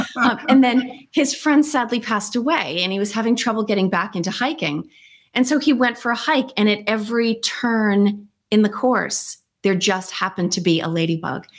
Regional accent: United States; I'm too American

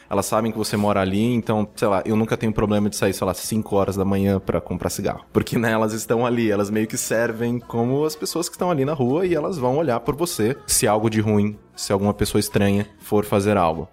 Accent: interior of São Paulo, Brazil; now in São Paulo, Brazil; eu sou do interior, né? Sou do interior de São Paulo e tal. E quando eu vim para São Paulo, há quase 10 anos atrás

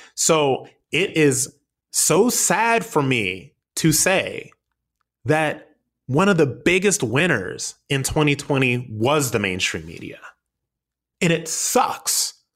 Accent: United States; we as the American people

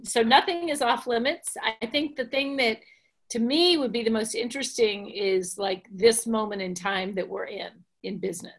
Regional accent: Washington, District of Columbia, United States; now in Atlanta area, United States; I grew up in Washington, D.C.

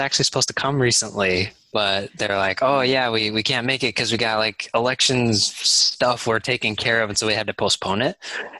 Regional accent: Salt Lake City, Utah, United States; moved away as an adult; now in Durham, United States; I am in Durham, North Carolina. Oh, been nice, here for about a year and a half, though. I'm originally from Salt Lake City

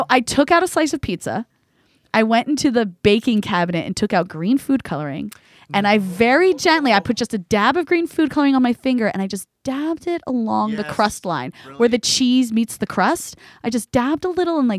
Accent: New Jersey, United States; I grew up in Jersey

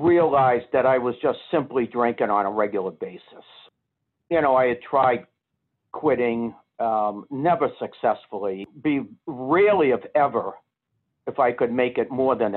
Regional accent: Boston, Massachusetts, United States; I was being from Boston

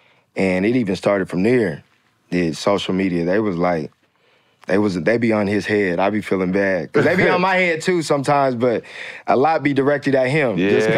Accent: Tacoma, Washington, United States; So I'm from Tacoma, Washington, about 40 minutes south of Seattle.

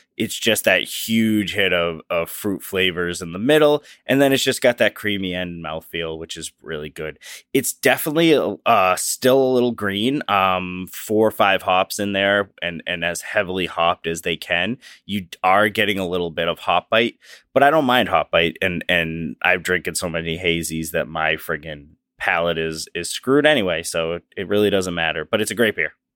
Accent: Massachusetts, United States; we are from Massachusetts

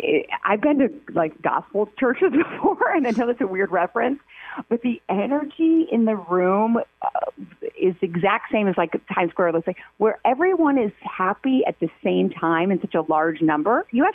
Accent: Chicago, Illinois, United States; I'm a Chicagoan and a New Yorker. Gal, I literally live in two cities. So the middle of the week, I'm in New York, and the ends of the week, I'm in Chicago.

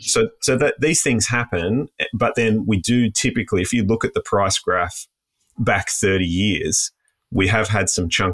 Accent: Sydney, New South Wales, Australia; moved away as an adult; since I was a kid growing up in the Shire.

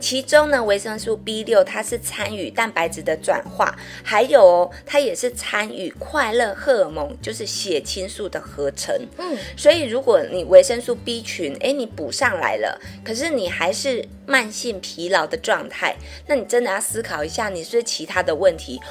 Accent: Taiwan; 因为我们台湾人的饮食通常钙质都摄取不足

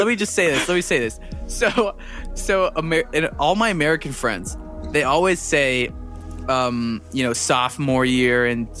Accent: Toronto, Ontario, Canada; also born or lived in Singapore; I'm 21 years old, from Toronto. And I was raised here, I guess. I was born in Singapore, actually.

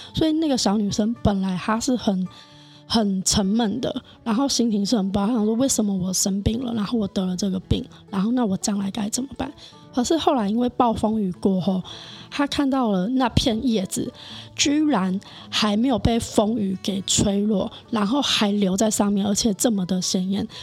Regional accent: Sanchong, New Taipei, Taiwan; 我是三重人，土生土长三重人。哦。对，连爸爸妈妈都土生土长三重人

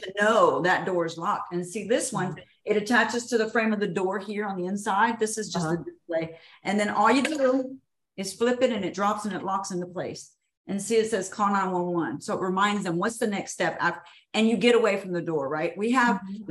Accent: Houston, Texas, United States; I was born and raised in Houston

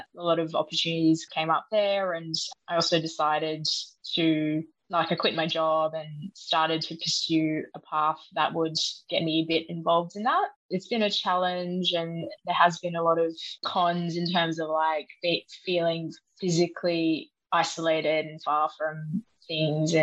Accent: Sydney, New South Wales, Australia; moved away as an adult; I grew up in Sydney

